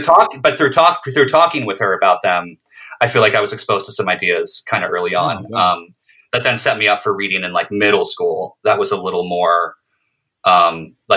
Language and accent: English; outside Philadelphia, suburbs in New Jersey and Pennsylvania, United States; moved away; also born or lived in Brooklyn; I grew up outside Philadelphia in the suburbs, and various suburbs in Jersey and PA